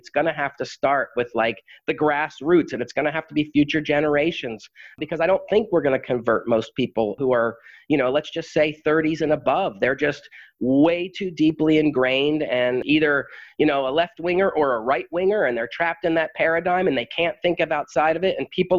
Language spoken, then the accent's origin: English; New England, United States; me growing up in New England